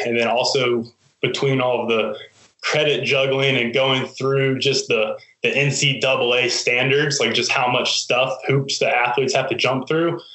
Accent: Hampton, Virginia, United States; my hometown of Hampton

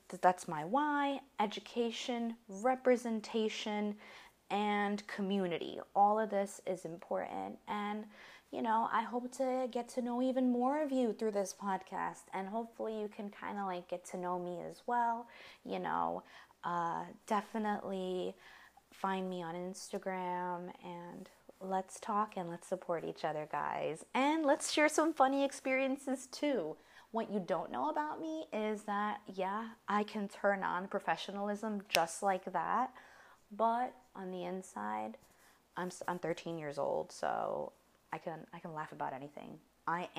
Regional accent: United States; We're American.

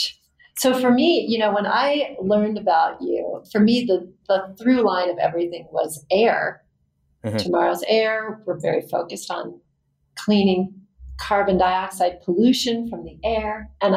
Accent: Anchorage, Alaska, United States; moved away as an adult; growing up in Anchorage, Alaska

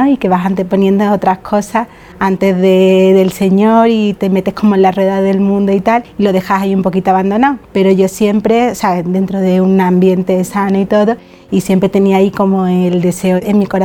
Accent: Seville, Andalusia, Spain; tengo 38 años, nací en Sevilla, nací en una familia católica, me eduqué también en un colegio católico.

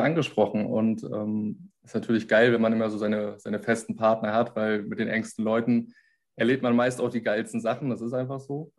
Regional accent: Germany; bei uns in Deutschland

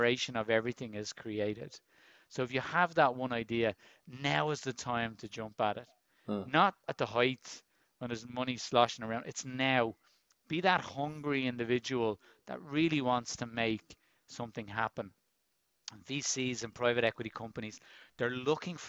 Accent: Dublin, Leinster, Ireland; I grew up in Finglas in Dublin, very much a working class area

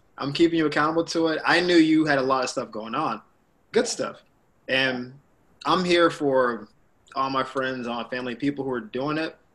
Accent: the South, United States; moved away as an adult; also born or lived in Orlando, Florida / Miami, Florida; now in Los Angeles, United States; I'm a dude from the South

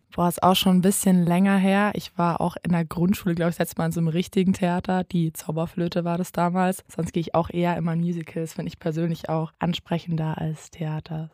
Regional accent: Lower Franconia, Bavaria, Germany; bin einundzwanzig Jahre alt und komm gebürtig aus Unterfranken

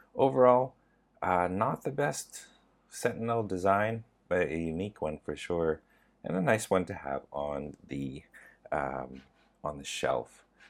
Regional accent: Canada; I am from Canada, and I am Asian

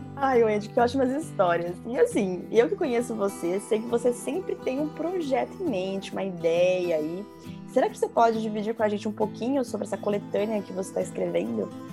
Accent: Brazil; now in London, United Kingdom; Eu sou brasileira, nasci no Brasil, mas o meu avô é português

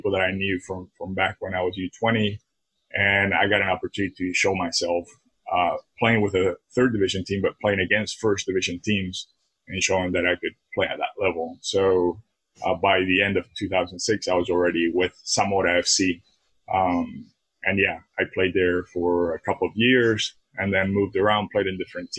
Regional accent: San Cristóbal, Táchira, Venezuela; moved away as an adult; also born or lived in England; I'm from, my hometown is San Cristobal

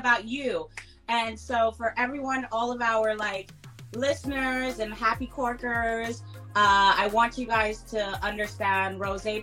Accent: St. Lucia; now in Brooklyn, United States; I'm from St. Lucia. I'm from the beautiful island of the West Indies, St. Lucia

